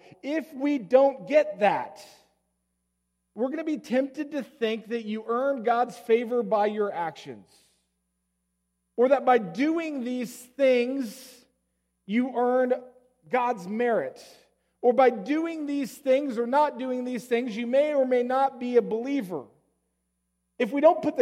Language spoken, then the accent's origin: English; Colorado, United States; moved away; I come from Colorado